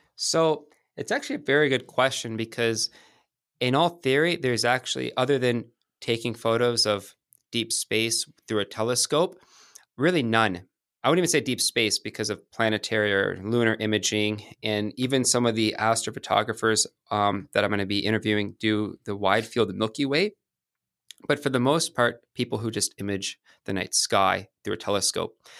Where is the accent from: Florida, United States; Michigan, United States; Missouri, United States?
Michigan, United States; moved away as an adult; also born or lived in Santa Monica, California / San Diego, California; now in Manhattan, New York, United States; Moved to Michigan. My mom's side of the family's from outside Detroit. And, um, grew up there